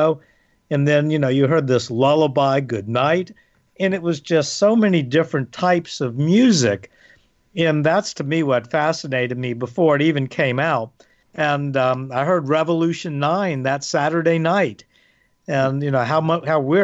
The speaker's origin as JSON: {"language": "English", "town": "New Orleans", "region": "Louisiana", "country": "United States", "tie": "born or raised there", "said": "WTIX in my hometown of New Orleans"}